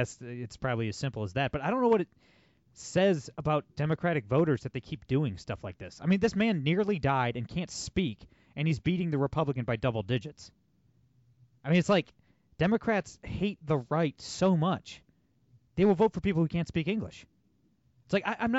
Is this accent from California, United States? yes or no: no; Toledo, Ohio, United States; I'm from Toledo, Ohio, one of the bluest cities in America